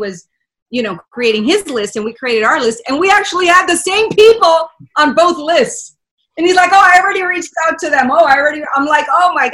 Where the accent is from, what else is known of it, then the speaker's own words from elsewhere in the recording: Miami, Florida, United States; first language Spanish; English is a second language; moved away; also born or lived in Venezuela / Washington, D.C.; I was raised in Miami